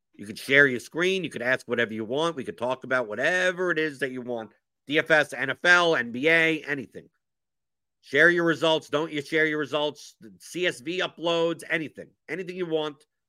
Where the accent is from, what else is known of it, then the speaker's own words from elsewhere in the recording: New York, United States; moved away; I'm originally from New York